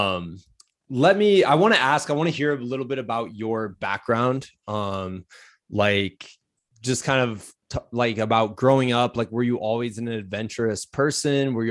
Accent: Midwest, United States; And I'm from the Midwest originally.

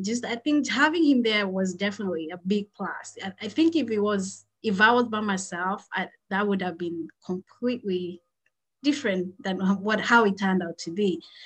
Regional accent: Kenya; moved away as an adult; now in United States; I grew up, born and raised in Kenya. So that's where I did uh, my schooling from um, kindergarten all the way to high school. And then I moved to the United States after high school

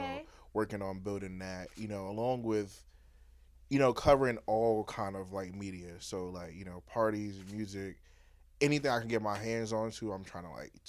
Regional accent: New York City, New York, United States; I'm from New York.

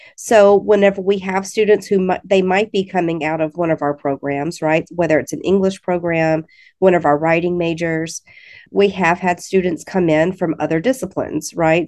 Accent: Alabama, United States; moved away as an adult; now in Missouri, United States; I'm originally from the state of Alabama, so you might be able to hear that a little bit

